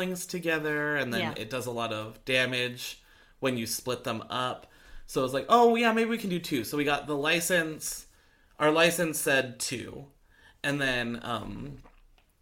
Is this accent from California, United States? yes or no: yes; Orange County, California, United States; I grew up in Orange County